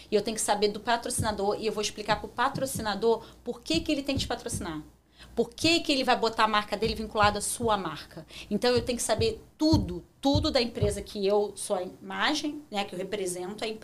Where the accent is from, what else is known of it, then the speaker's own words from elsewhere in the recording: Rio de Janeiro, Brazil; moved away as an adult; now in Toronto, Canada; E como eu nasci no Rio